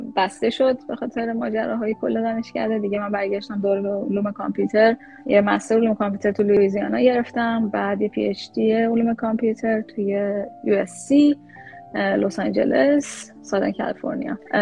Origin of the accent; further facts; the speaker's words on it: Iran; moved away as an adult; also born or lived in Louisiana, United States / Los Angeles, United States; now in New York, United States; اصالتا ایرانی هستم ایران به دنیا اومدم